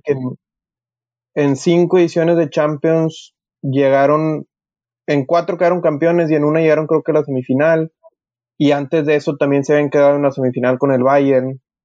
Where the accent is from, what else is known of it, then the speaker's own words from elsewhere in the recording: Mexico; como sociedad mexicana